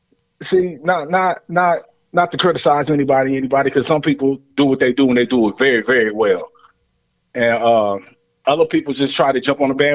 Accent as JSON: {"language": "English", "town": "Lima", "region": "Ohio", "country": "United States", "tie": "born or raised there", "said": "So I was born in Lima, Ohio."}